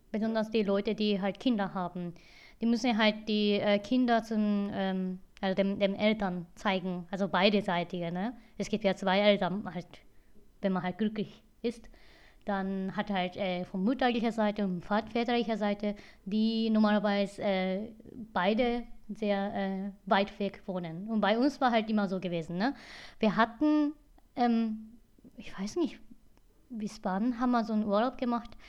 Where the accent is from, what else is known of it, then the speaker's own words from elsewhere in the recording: Hiroshima, Japan; German is a second language; now in Germany; könnte sein, dass halt an, an meinem äh, Geburtsort liegt. Also ich komme aus Hiroshima.